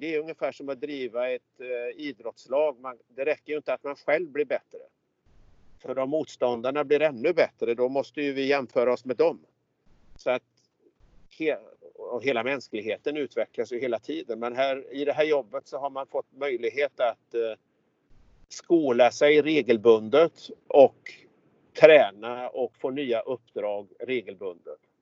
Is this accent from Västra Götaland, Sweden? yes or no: yes; Hunnebostrand, Västra Götaland, Sweden; just nu i Hunnebostrand på västkusten där jag är ifrån